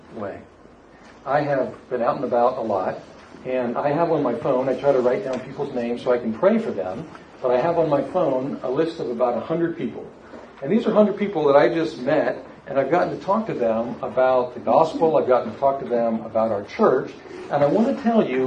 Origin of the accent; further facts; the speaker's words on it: South Florida, United States; moved away; back here to my hometown